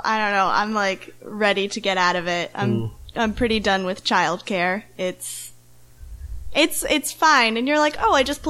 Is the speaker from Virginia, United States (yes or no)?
yes; Leesburg, Virginia, United States; moved away as an adult; now in Chicago, United States; I am from Leesburg, Virginia